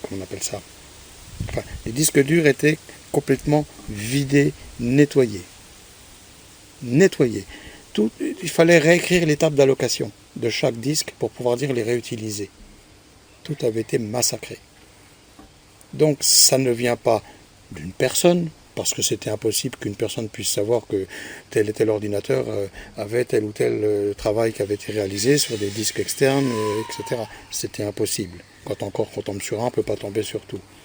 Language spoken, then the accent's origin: French; France; chez nous en France